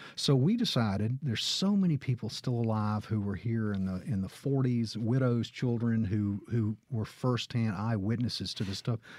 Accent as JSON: {"language": "English", "town": "Gulfport", "region": "Mississippi", "country": "United States", "tie": "born or raised there", "moved": "as an adult", "lives_now": "Oxford, United States", "said": "I was born in Gulfport. My father was in law school"}